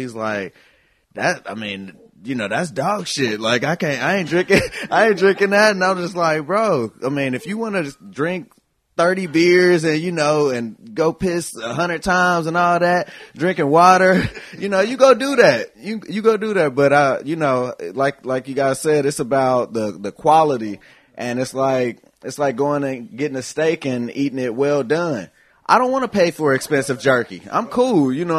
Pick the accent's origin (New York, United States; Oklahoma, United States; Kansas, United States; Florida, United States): Kansas, United States; Kansas City; I grew up in Wyandotte County, in the hood